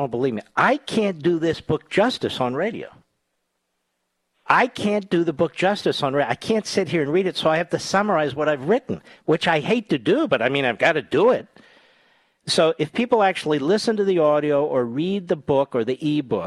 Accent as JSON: {"language": "English", "town": "Philadelphia", "region": "Pennsylvania", "country": "United States", "tie": "born or raised there", "moved": "yes", "said": "WPHT, my hometown"}